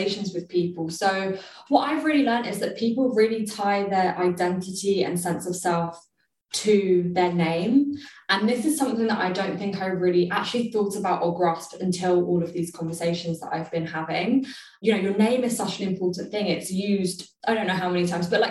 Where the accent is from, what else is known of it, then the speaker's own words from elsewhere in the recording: London, United Kingdom; me growing up in London